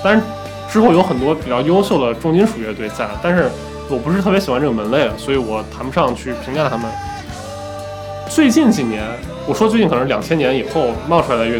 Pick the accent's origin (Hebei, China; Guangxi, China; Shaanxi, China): Shaanxi, China; Xi'an; 我作为一个西安人